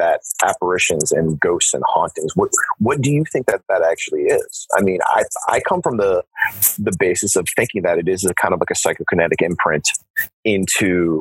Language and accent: English; Brookfield, Massachusetts, United States; My hometown in Central Mass, Brookfield